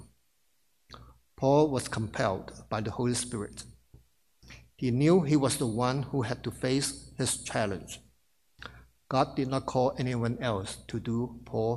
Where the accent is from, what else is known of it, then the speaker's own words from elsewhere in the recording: Hong Kong; moved away as an adult; now in New York, United States; I worked 2 years in my home country, Hong Kong, before I moved to New York.